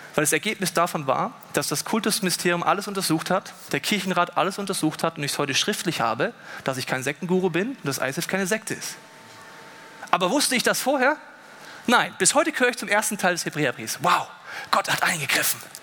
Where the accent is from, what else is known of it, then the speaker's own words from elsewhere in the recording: Germany; bei uns in Deutschland